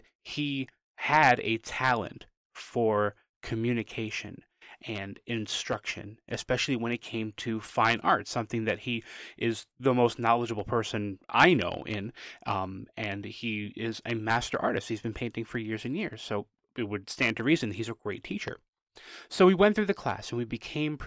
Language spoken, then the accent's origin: English; New Haven, Connecticut, United States; I grew up in New Haven, Connecticut